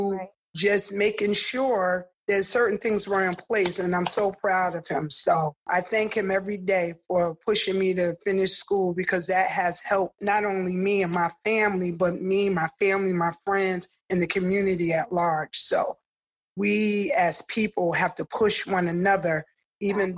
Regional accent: New Haven, Connecticut, United States; I'm born and raised in New Haven. I do look at myself as so New Haven. I grew up in Newhartville

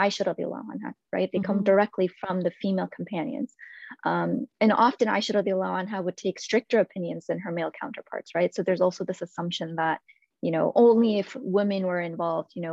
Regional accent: India; moved away; I'm originally from India

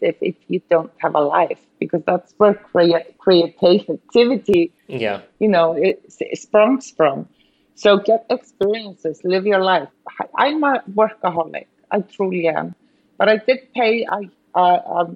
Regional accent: Iceland; moved away; being born and raised in Iceland, working here

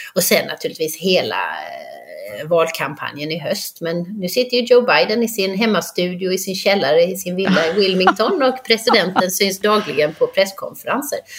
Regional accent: Halmstad, Halland County, Sweden; moved away as an adult; also born or lived in Frösakull / Budapest; now in United States; Jag är uppvuxen i Halmstad

